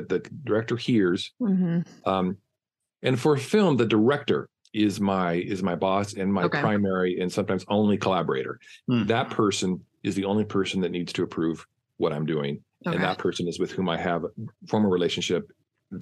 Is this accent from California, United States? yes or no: yes; San Diego, California, United States; I come from San Diego, which is close to Los Angeles, but culturally not at all